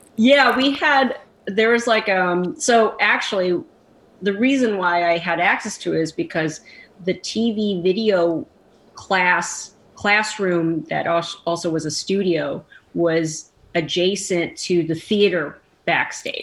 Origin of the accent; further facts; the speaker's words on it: Chicago, Illinois, United States; moved away as an adult; I'm I'm from Chicago.